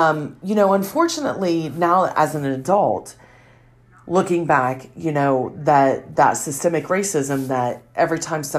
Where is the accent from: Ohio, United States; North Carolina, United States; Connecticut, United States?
Ohio, United States; Wellston; also born or lived in Jackson, Ohio; I live in southeastern Ohio in Jackson County. I grew up in Wellston, and from the time I was born, my parents came up because my dad had got a coaching job at Wellston.